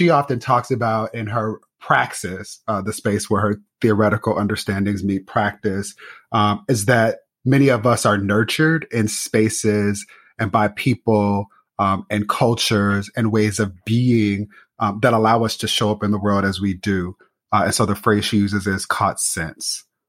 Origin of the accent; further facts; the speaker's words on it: Inglewood, California, United States; I will be celebrating my 40th birthday in a week. I caught scent, to use a term from mentor and scholar Yolanda Celia Ruiz, in Inglewood, California.